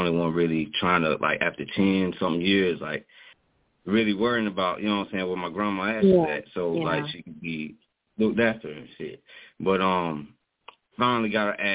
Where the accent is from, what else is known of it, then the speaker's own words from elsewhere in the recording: Kansas City, Missouri, United States; I was born in Kansas City